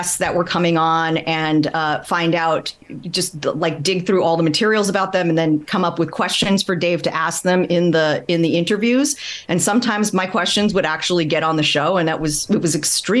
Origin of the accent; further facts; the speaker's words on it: Midwest, United States; I grew up in the Midwest. I was the daughter of Taiwanese immigrants